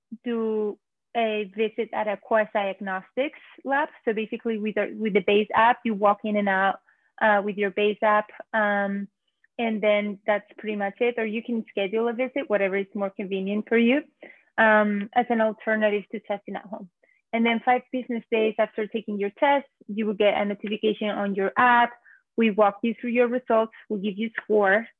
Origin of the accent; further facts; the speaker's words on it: Spain; moved away as an adult; now in New York, United States; I'm originally from Spain.